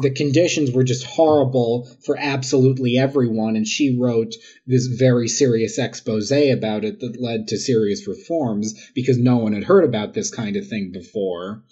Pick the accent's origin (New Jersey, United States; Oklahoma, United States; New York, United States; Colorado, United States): New York, United States; New York City; I am from Queens. I'm from Jackson Heights.